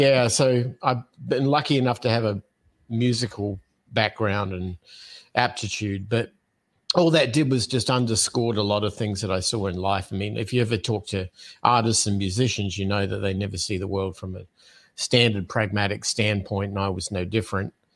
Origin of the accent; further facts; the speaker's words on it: Adelaide, South Australia, Australia; moved away; I'm originally from Australia, from a city called Adelaide, uh, is where I was born